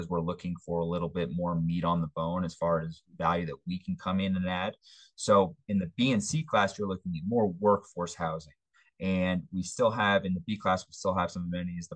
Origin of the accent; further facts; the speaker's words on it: East Coast, United States; now in Denver, United States; I'm from the East Coast